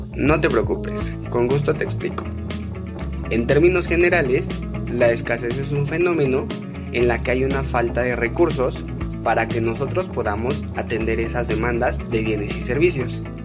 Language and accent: Spanish; Mexico; nosotros como sociedad mexicana